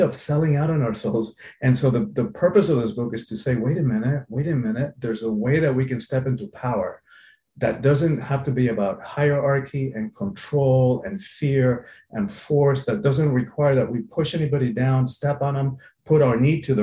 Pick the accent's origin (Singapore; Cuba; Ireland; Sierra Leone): Cuba; now in Miami, United States; I'm from the Caribbean. I was born in Cuba. I've lived in Miami along for periods in my life